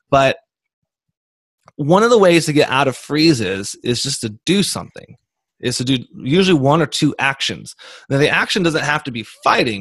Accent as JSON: {"language": "English", "country": "United States", "said": "I'm from America"}